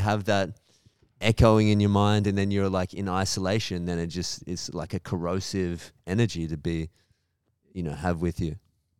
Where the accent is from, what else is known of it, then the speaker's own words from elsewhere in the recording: Melbourne, Victoria, Australia; "Where are you from?" I'm like, "Melbourne."